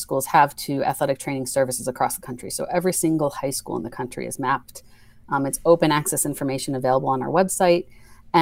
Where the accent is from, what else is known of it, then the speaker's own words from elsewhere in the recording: New York, United States; moved away as an adult; also born or lived in Pittsburgh, Pennsylvania; now in Connecticut, United States; Originally I'm from New York